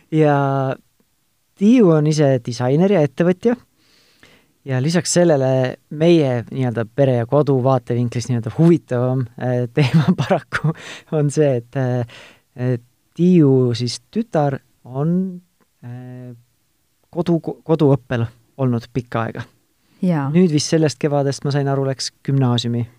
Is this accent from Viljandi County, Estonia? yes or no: no; Tartu, Tartu County, Estonia; mina olen ise Tartust